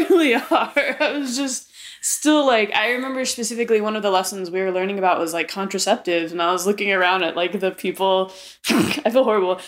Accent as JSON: {"language": "English", "region": "Arizona", "country": "United States", "tie": "born or raised there", "said": "Growing up um, here in Arizona, I was raised in the Catholicism faith"}